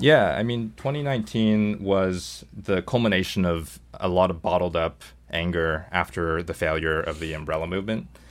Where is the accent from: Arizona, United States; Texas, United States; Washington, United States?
Washington, United States; Seattle; moved away as an adult; also born or lived in Hong Kong; now in New York City, United States; I was born in Hong Kong, uh, grew up in Seattle, and went to school, uh, went to college in New York.